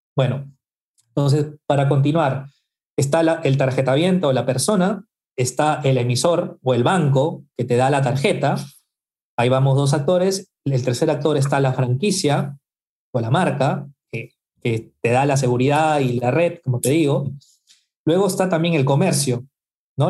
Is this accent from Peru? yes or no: yes; Peru; estoy en Perú, soy peruano y vivo acá en Lima